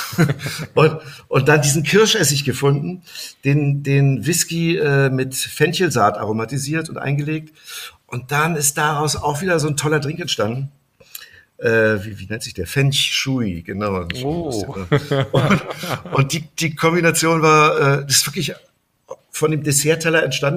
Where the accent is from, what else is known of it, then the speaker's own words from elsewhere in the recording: Germany; als Deutscher da zu arbeiten